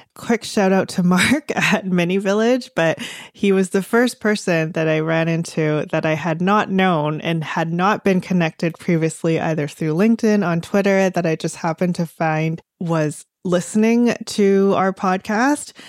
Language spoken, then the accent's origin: English; Delta, British Columbia, Canada; where I grew up in North Delta